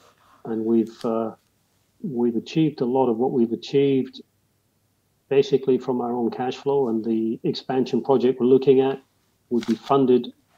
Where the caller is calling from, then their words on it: Perth, Western Australia, Australia; Perth, Western Australia.